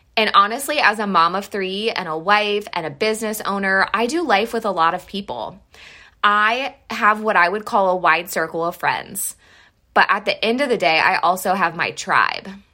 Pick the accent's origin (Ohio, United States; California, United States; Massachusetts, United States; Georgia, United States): Ohio, United States; Mansfield; moved away; We are originally from Mansfield, Ohio.